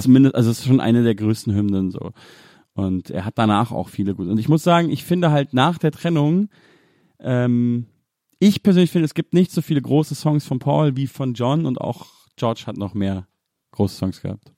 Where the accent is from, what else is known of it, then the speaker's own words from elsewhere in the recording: Munich, Bavaria, Germany; die Ecke, wo ich aufgewachsen bin